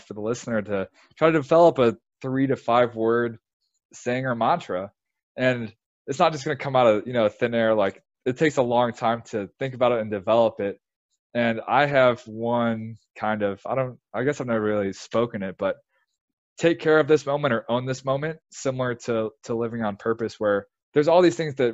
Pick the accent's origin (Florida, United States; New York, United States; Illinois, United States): Illinois, United States; now in Texas, United States; I'm from Illinois